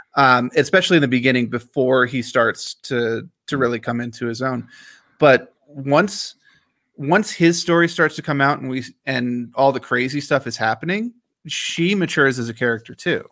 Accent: Washington, District of Columbia, United States; I grew up in Washington, D C

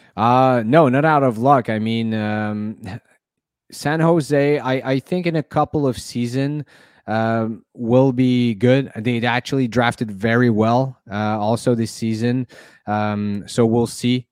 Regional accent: Montreal, Quebec, Canada; I'm from Montreal

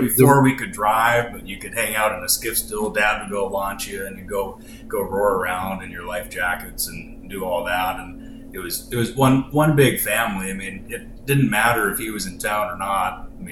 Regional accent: Petersburg, Alaska, United States; also born or lived in Ballard, Seattle, Washington; fourth generation from Petersburg. I was born down in Ballard, but my parents already lived up in Petersburg, so didn't spend much time in Washington and was right back home.

